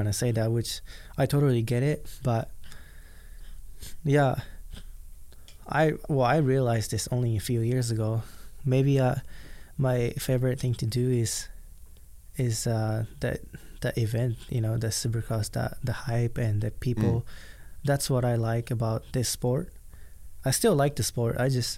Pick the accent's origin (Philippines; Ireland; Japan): Japan; English is a second language; now in United States; I grew up in Japan